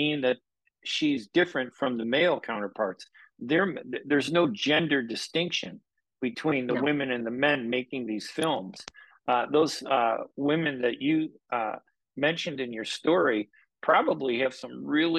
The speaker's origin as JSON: {"language": "English", "country": "United States", "tie": "born or raised there", "said": "growing up in America"}